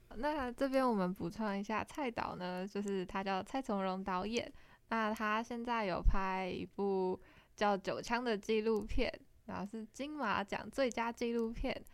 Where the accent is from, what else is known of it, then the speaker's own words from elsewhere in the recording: Hsinchu, Taiwan; 我是不会讲客语的新竹人